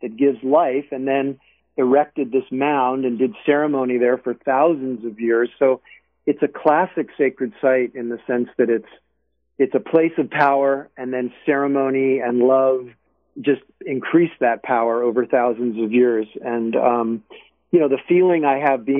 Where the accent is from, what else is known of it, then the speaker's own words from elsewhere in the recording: Berkeley, California, United States; right here in my hometown.